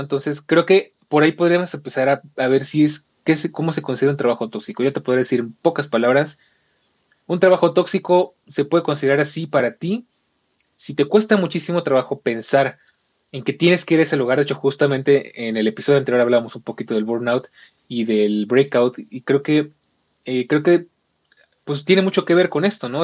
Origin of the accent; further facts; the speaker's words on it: Mexico; nosotros como mexicanos